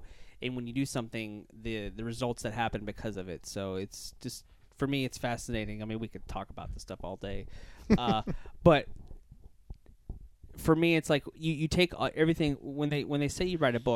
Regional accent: Louisiana, United States; now in Florida, United States; I'm from Louisiana

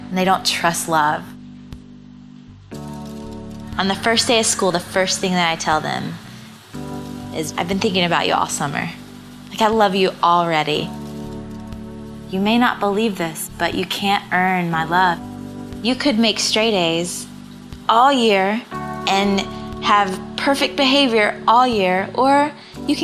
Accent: Georgia, United States; born or raised there

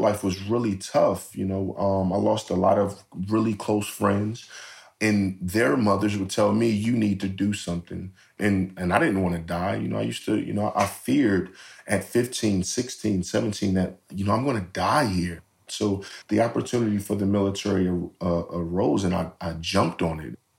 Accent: Philadelphia, Pennsylvania, United States; I'm from North Philadelphia.

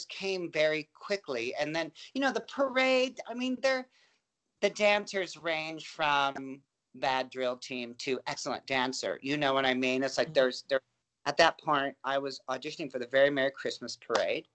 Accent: Anaheim, California, United States; also born or lived in Van Nuys, California; I was born in Van Nuys, but we moved to Anaheim when I was 3, and we were very, very close to Disney.

